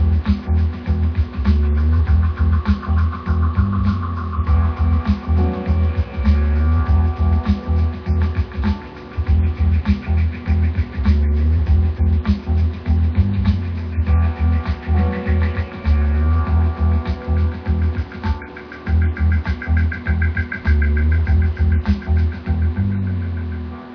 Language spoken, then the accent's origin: English; United States; I'm American after all.